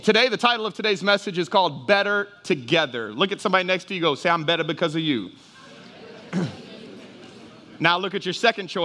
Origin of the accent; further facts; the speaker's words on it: Houston, Texas, United States; moved away as an adult; also born or lived in Dallas, Texas; now in Jennings, United States; I'm a Houston boy. I was raised in Houston. I was raised in Dallas, so I was big city